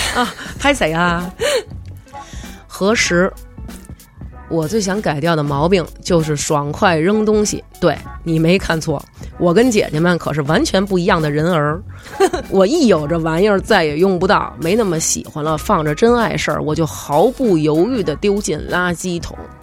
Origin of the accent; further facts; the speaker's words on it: China; 我们中国人的传统就是很会顾及到家人的想法